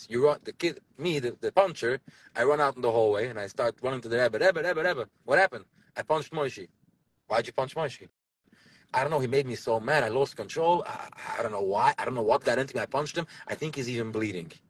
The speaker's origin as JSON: {"language": "English", "town": "Borough Park", "region": "New York", "country": "United States", "tie": "born or raised there", "said": "i saw it when i was young i grew up in Borough Park over here, a boy doesn't talk to a girl, and a girl doesn't talk to a boy."}